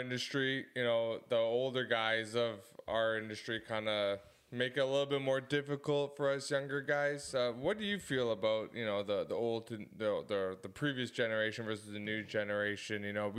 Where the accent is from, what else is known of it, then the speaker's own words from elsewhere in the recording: Oakville, Ontario, Canada; Yeah, we're from Oakville.